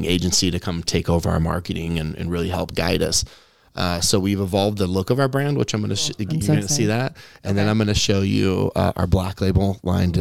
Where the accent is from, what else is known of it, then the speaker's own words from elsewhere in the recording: Kansas, United States; Kansas is my home state